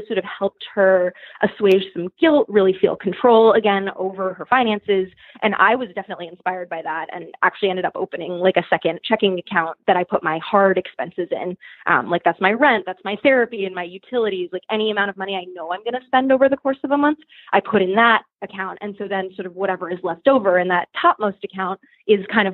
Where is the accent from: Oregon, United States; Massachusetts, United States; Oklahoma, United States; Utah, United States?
Massachusetts, United States; Boston; moved away as an adult; also born or lived in upstate New York; now in New York City, United States; I'm from Boston, which is much smaller